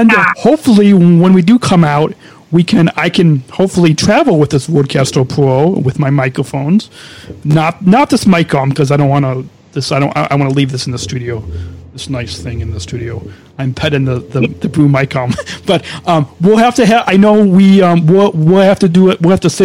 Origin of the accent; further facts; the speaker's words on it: Long Beach, California, United States; They live in Long Beach, which is where I was born. I was born in Long Beach, where they live. I was born in Long Beach, California.